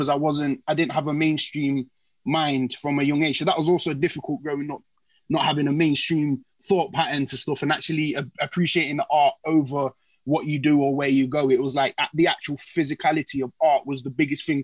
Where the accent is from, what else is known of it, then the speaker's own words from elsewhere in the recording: Nottingham, East Midlands, United Kingdom; I'm from Nottingham, born and bred, so it's been Notts.